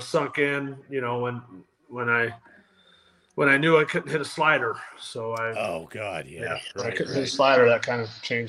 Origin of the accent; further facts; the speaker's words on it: Ventura, California, United States; So I grew up in a town called Ventura, California.